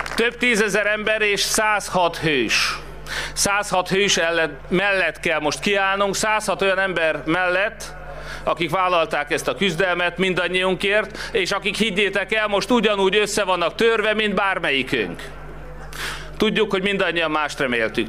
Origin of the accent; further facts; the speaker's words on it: Hungary; magyarok vagyunk